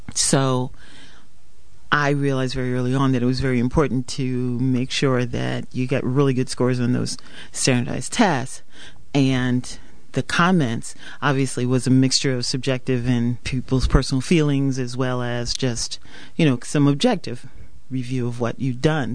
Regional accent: Hartford, Connecticut, United States; also born or lived in Wiesbaden, Germany; I grew up primarily in Hartford, Connecticut

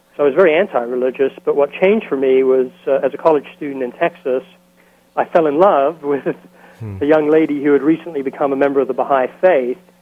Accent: London, United Kingdom; moved away as an adult; now in Dallas, United States; I grew up in London, England, in the East End of London

